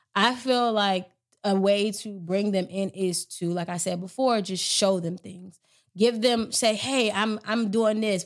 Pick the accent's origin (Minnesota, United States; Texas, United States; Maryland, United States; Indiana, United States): Maryland, United States; I'm from Maryland